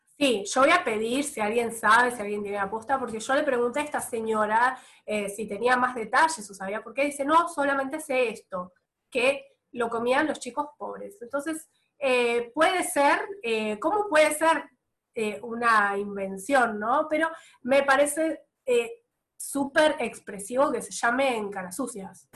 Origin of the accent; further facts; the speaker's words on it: Bahía Blanca, Buenos Aires Province, Argentina; also born or lived in Italy; cuando volviera a mi provincia, cuando yo dije que, estaba, que vivía en Bahía Blanca